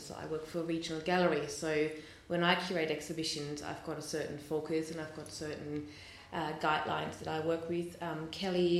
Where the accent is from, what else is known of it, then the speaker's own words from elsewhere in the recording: Hamburg, Germany; moved away; I grew up in Germany, in Hamburg